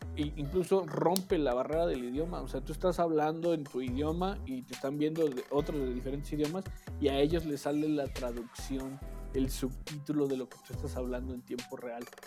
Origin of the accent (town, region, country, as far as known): Mexico